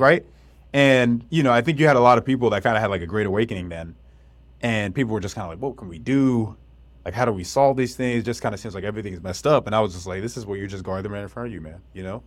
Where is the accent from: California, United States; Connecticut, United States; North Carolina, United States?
North Carolina, United States; I grew up in North Carolina, too